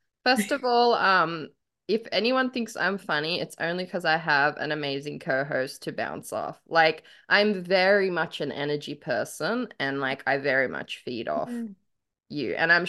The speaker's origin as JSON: {"language": "English", "country": "Australia"}